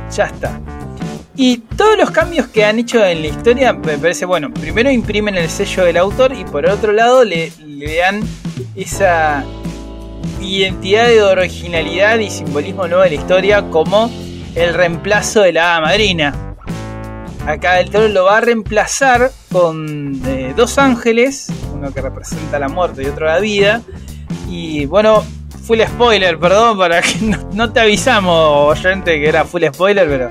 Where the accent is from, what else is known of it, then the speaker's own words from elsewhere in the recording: Argentina; Nosotros que somos argentinos